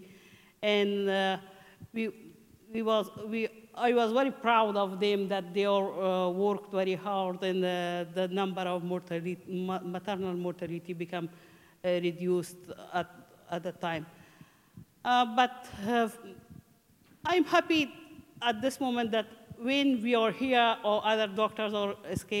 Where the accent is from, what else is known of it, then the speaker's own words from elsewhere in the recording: Mazar-i-Sharif, Balkh, Afghanistan; English is a second language; moved away as an adult; also born or lived in Takhar province, Afghanistan; now in Ireland; I'm from Afghanistan. In 2000, I get married with my husband, and I came from Mazar Sharif